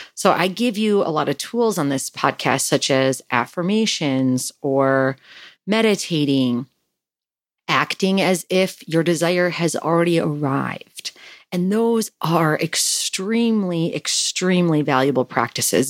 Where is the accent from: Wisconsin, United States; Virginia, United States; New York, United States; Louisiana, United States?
Wisconsin, United States; now in California, United States; I'm from Wisconsin